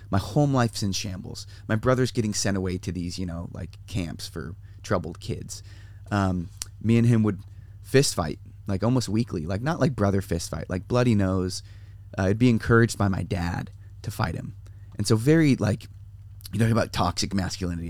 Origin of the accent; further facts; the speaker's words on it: San Diego, California, United States; San Diego. So I grew up here